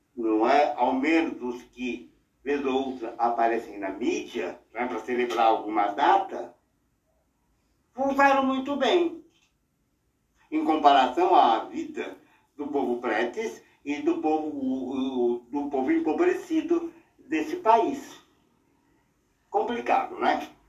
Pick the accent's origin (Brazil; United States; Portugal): Brazil; São Paulo; morávamos na Vila Mariana, onde meus pais eram zeladores de um prédio